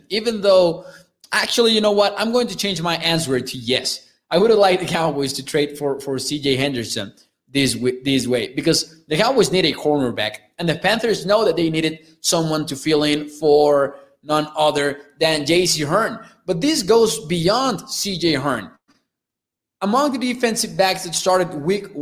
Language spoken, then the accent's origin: English; Mexico; I am from Mexico